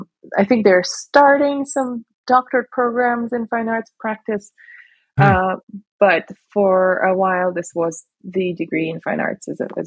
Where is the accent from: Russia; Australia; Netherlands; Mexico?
Russia; Moscow; moved away as an adult; also born or lived in south of Russia / United States; now in Miami, United States; I was born in the south of Russia. And then I grew up in Moscow, starting from age five. So half of my adult life, I suppose, has been spent in Moscow. But I was born, it was almost on the border with Georgia